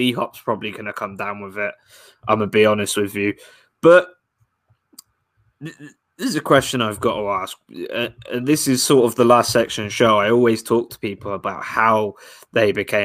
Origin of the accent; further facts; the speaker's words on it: England, United Kingdom; I'm from England, New England